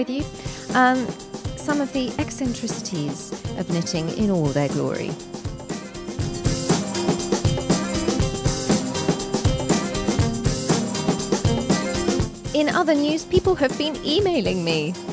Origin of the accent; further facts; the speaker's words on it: England, United Kingdom; I've always lived in England, as do most of my family, so you can call me English, but I prefer British